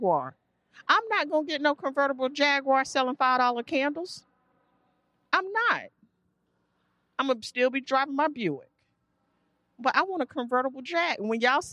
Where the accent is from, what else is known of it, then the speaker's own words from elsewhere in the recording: Durham, North Carolina, United States; I grew up poor. I grew up here in Durham